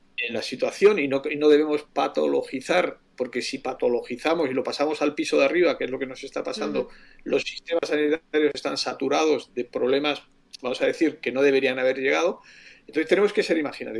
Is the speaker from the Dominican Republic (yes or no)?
no; Spain